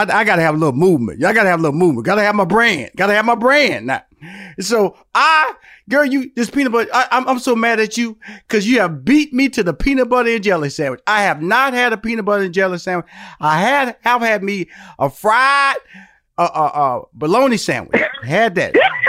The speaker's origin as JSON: {"language": "English", "town": "Houston", "region": "Texas", "country": "United States", "said": "I came from Fifth Ward, which is an inner city, and my parents upgraded a little bit, moved to like a bigger version of the inner city."}